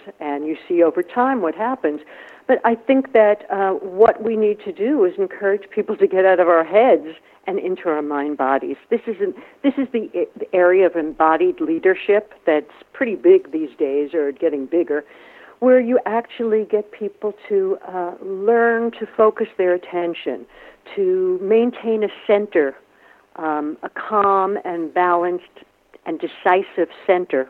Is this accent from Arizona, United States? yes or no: no; New York City, New York, United States; I'm from New York City, right, from the Bronx